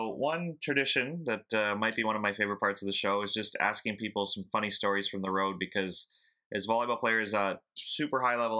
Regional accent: Canada; because even as a Canadian, we sometimes think the Maritimes people use funny phrases

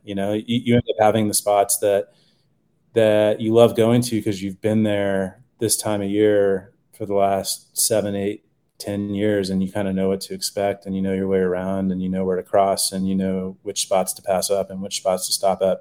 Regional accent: Texas, United States; now in Boulder, United States; I grew up in Texas

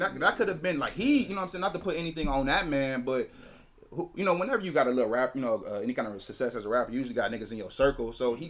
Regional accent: California, United States; Oh, yeah, I am from Cali.

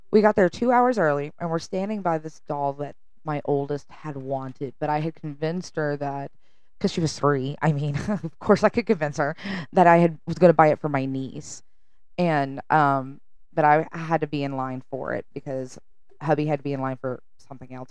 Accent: the South, United States; I'm from the South.

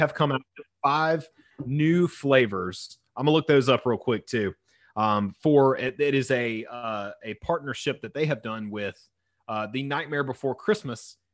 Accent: the South, United States; I was raised in the South

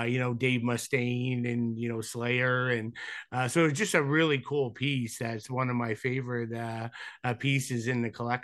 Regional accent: Canada; always had a connection being Canadian

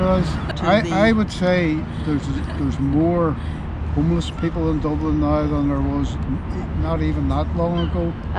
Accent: Northern Ireland, United Kingdom; We're from Northern Ireland.

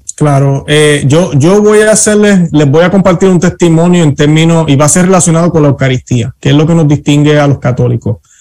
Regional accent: Puerto Rico; now in United States; siempre he sido católico, nací católico en Puerto Rico

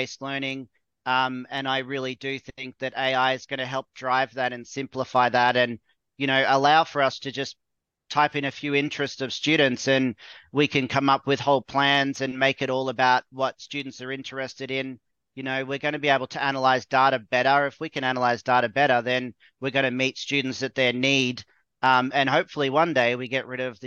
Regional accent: Australia; I'm from Australia.

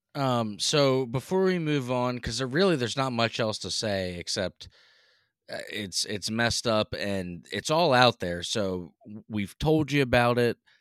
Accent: Northeast, United States; accent: Northeast; You can tell we're from the Northeast.

